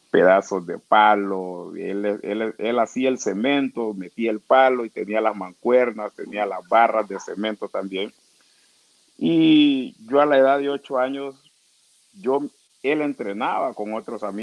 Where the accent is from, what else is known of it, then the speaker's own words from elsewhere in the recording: Trujillo, Colón, Honduras; yo nací en Trujillo, Colón. Yo soy de Trujillo, Colón, barrio Cristales. es una comunidad garífuna de, Trujillo.